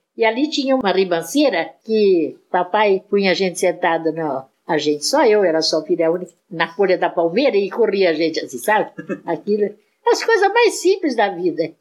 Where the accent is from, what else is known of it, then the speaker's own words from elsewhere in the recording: Mineiros do Tietê, São Paulo, Brazil; eu só nasci lá e passei um tempo da infância.